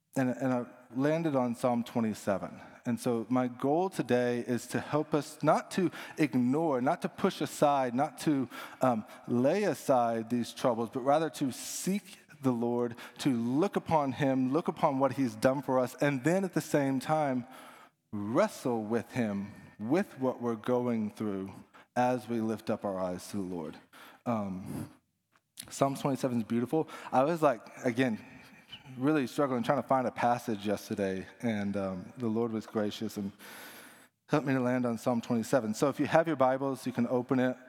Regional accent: Dallas, Texas, United States; now in Houston, United States; I'm from Dallas

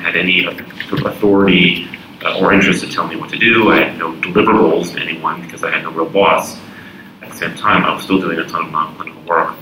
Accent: Texas, United States; moved away as an adult; also born or lived in Montreal, Canada / New York, United States; I am actually a Texan and did all my schooling in Texas

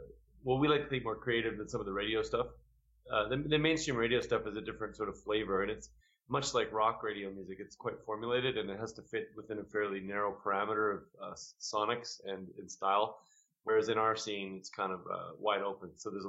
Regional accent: Canada; We're from Canada, so we play pretty regularly in Canada.

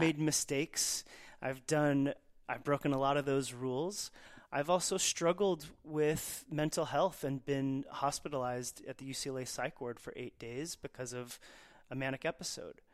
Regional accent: Dallas, Texas, United States; as a Persian kid growing up in Dallas, Texas

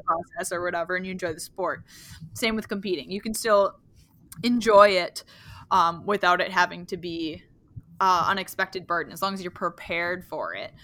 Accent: Wisconsin, United States; now in Upper Michigan, United States; I live in uh, upper Michigan, but um, and I grew up in Wisconsin

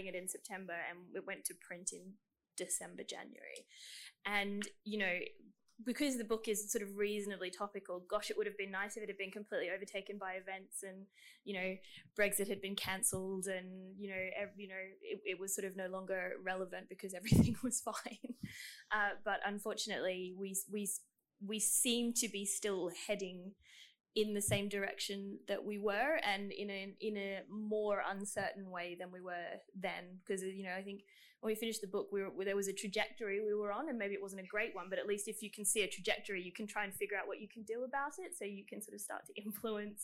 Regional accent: Queensland, Australia; I'm from Queensland

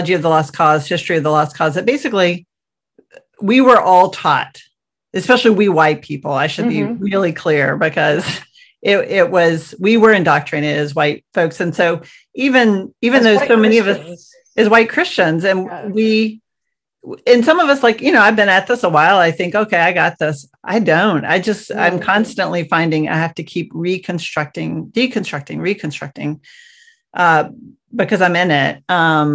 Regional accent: Georgia, United States; moved away; I grew up in the South

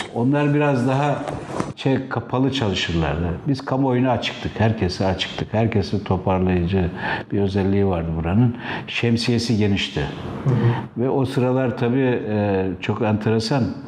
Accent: Istanbul, Turkey; also born or lived in Çemişgezek, Tunceli / Bilecik; ilkokuldan sonra İstanbul'a geldik. Ortaokulu e, Kasımpaşa'da bitirdim.

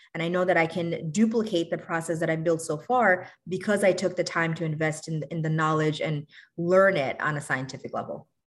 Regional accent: New York City, New York, United States; also born or lived in Bangladesh; I'm originally from Bangladesh. I grew up in New York City

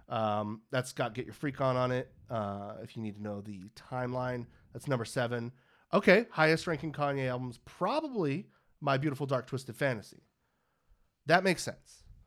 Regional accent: Pittsburg, California, United States; my hometown of Pittsburgh, California

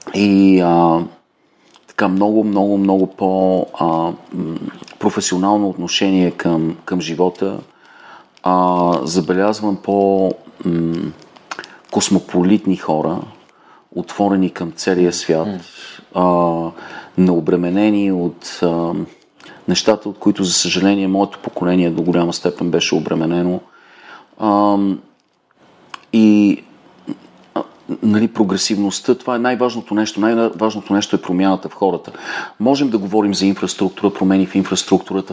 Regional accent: Bulgaria; moved away; also born or lived in United States; аз съм си българин за винаги

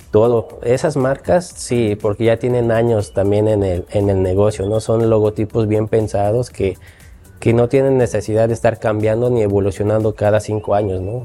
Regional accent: Xalapa, Veracruz, Mexico; Yo soy de Jalapa, toda mi vida he vivido aquí

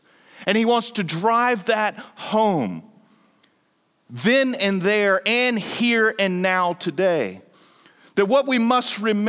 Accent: North Carolina, United States; as a kid growing up in Eastern North Carolina, I was a couple hours away from my grandparents.

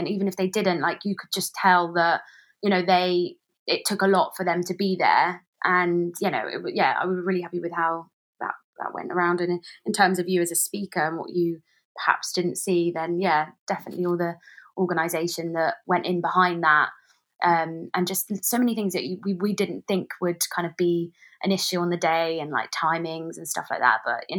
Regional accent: Maidenhead, South East England, United Kingdom; So we've been in communication with the local council in my hometown of Maidenhead.

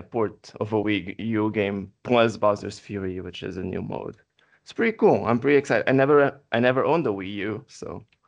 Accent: Portugal; first language Portuguese; English is a second language; I'm not a native English speaker. I'm from Portugal.

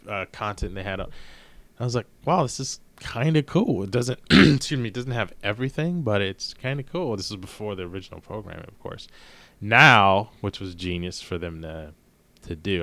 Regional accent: Maryland, United States; I'm from Maryland

